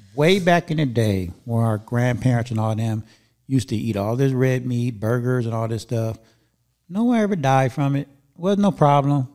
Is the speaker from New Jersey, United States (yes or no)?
no; Inglewood, California, United States; moved away as an adult; also born or lived in Encino / Chatsworth / Northridge / Granada Hills; now in Antelope Valley, United States; I was born and raised in Inglewood